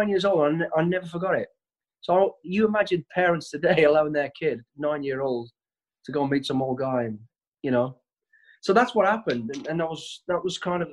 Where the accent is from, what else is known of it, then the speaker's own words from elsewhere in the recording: Walsall, West Midlands, United Kingdom; I was born in Walsall, the West Midlands. We're a family of five kids, mum and dad as well. lived on a council estate.